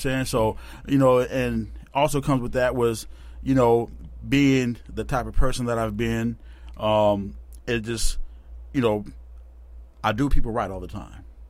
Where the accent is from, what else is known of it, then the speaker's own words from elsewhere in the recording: Tacoma, Washington, United States; Born and bred right here in Tacoma.